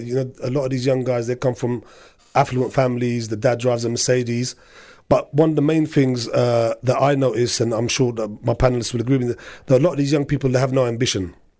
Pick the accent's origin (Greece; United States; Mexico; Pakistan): Pakistan; Punjab; Looting majority people are from Azad Kashmir or I'm from the Punjab.